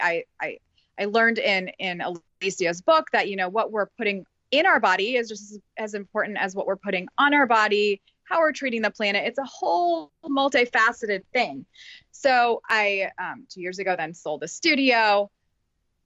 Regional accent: Carmel, Indiana, United States; now in Noblesville, United States; My husband and I live in Noblesville, Indiana, and I grew up in Carmel

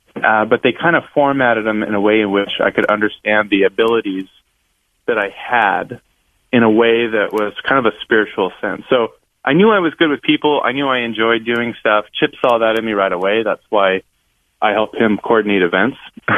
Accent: West Coast, United States; So I'm a little bit of a different cat. I grew up in the West Coast, and I was a diagnosed dyslexic and ADHD kid

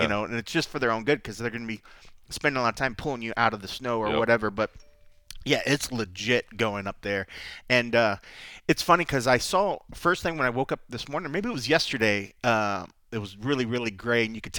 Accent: Texas, United States; I grew up in Texas

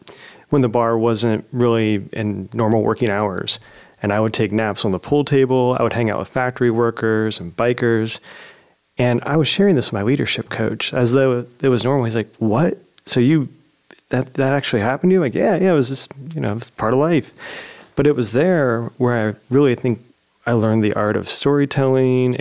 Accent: Zanesville, Ohio, United States; a local coffee shop in my hometown, Zanesville

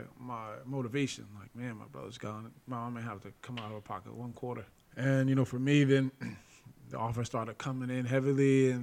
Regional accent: Lynn, Massachusetts, United States; From north of Boston. It's from, called Lynn. Just, so my teammates were all like, oh, he's from Lynn. He's not from Boston.

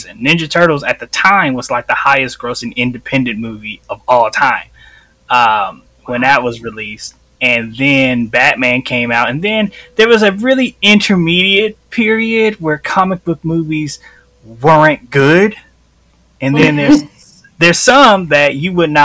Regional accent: Chicago, Illinois, United States; I grew up in Chicago

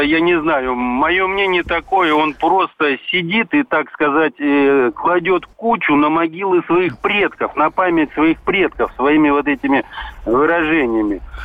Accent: Bishkek, Kyrgyzstan; now in Belgorod, Russia; А вырос я в городе Фрунзе, Бишкек

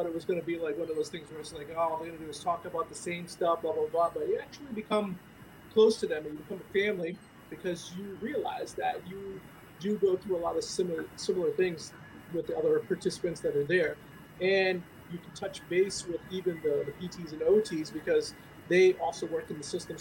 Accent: East Greenwich, Rhode Island, United States; I'm from East Greenwich, Rhode Island, New Englander

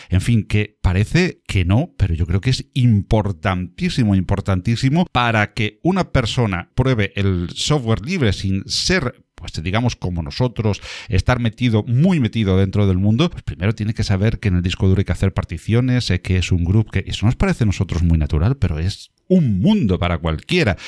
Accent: Málaga, Andalusia, Spain; de Málaga, pues eh, no es porque yo lo haya elegido, porque sea mi tierra

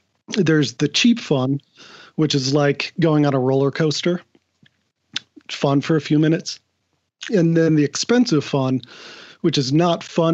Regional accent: Portland, Oregon, United States; moved away as an adult; also born or lived in Kansas City; now in Seattle, United States; I was born in Kansas City. I came out, lived in Portland at 5 years old, and then moved up here to Seattle about 10 years ago

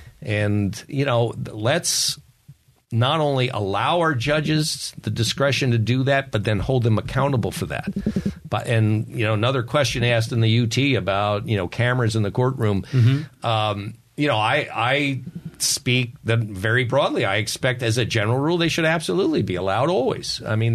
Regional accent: Ireland; You know, I have a story always because I'm an Irishman. I'm supposed to have stories, and they're true.

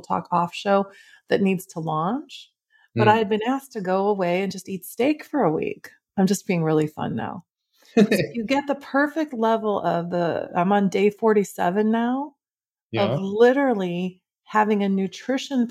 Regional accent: Midwest, United States; I grew up in the Midwest.

